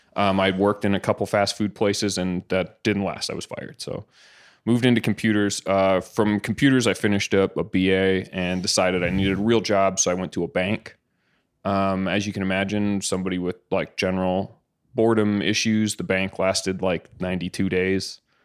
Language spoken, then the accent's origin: English; Caledonia, Ontario, Canada; I grew up in a little town called Caledonia